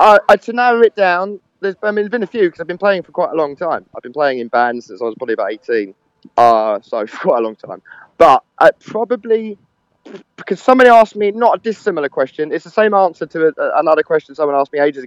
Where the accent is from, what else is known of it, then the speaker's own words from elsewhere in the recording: London, United Kingdom; also born or lived in Camden Town, London; I'm from Edgware originally, so I'm from the furthest point of North London